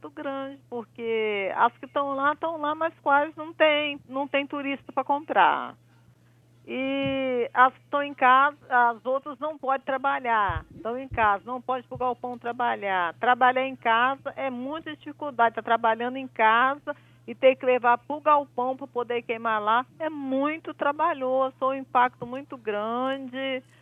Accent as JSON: {"language": "Portuguese", "town": "Vitória", "region": "Espírito Santo", "country": "Brazil", "said": "Não, sou de Vitória, do Espírito Santo."}